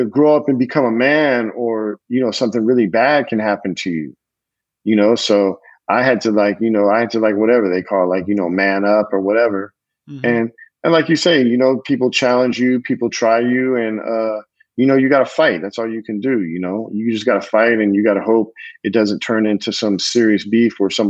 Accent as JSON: {"language": "English", "region": "California", "country": "United States", "tie": "born or raised there", "said": "I grew up in California"}